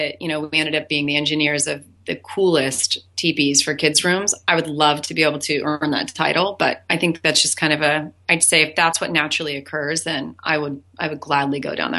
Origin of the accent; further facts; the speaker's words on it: Hawaii, United States; I'm Hawaiian. My father was German, Scottish, and a little bit of Seminole Indian.